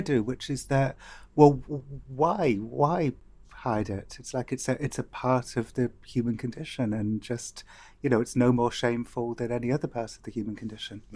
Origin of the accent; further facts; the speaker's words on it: Cardiff, Wales, United Kingdom; I remember growing up in Cardiff